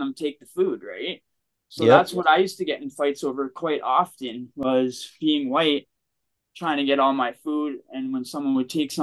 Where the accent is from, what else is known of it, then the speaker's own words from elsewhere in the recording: Toronto, Ontario, Canada; growing up in Toronto